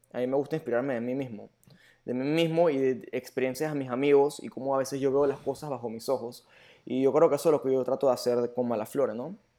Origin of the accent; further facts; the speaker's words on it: Panama; also born or lived in Germany; yo como panameño